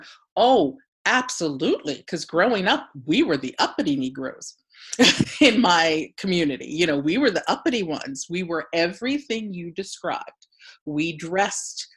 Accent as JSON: {"language": "English", "town": "Ocean City", "region": "New Jersey", "country": "United States", "tie": "born or raised there", "moved": "yes", "lives_now": "Philadelphia, United States", "said": "growing up in Ocean City, New Jersey"}